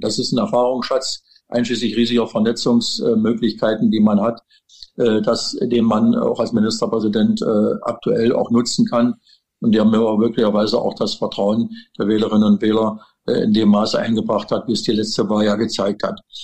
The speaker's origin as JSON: {"language": "German", "town": "Wittenberg", "region": "Saxony-Anhalt", "country": "Germany", "tie": "born or raised there", "said": "es ist mein, mein Geburtsort. Äh, ich bin hier in Wittenberg äh, seit 68 Jahren verankert"}